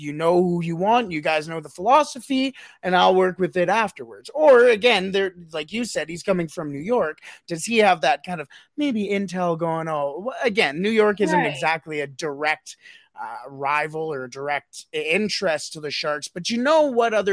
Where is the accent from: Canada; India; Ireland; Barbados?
Canada; I'm Canadian